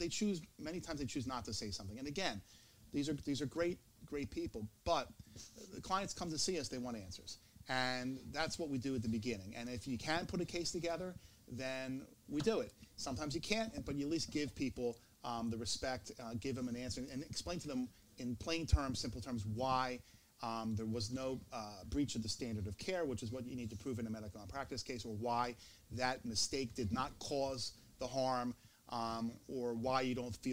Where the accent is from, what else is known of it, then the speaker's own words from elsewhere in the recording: Philadelphia, Pennsylvania, United States; I come from Philadelphia. I grew up here, just like Jeff did